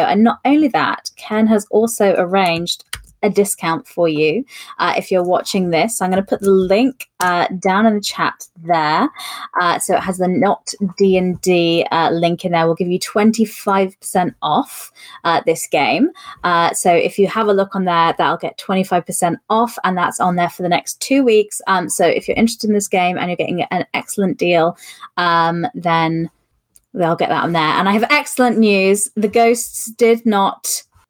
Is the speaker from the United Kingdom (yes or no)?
yes; United Kingdom; being British